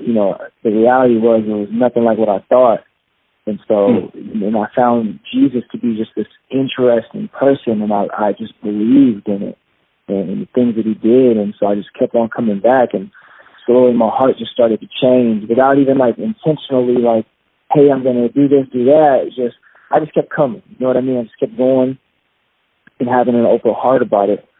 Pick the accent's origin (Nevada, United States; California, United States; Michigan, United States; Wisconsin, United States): Michigan, United States; Kalamazoo; I was born in Kalamazoo, Michigan, and my dad is Jamaican. My mom is white, and so I'm half Jamaican. And I grew up, you know, normal kid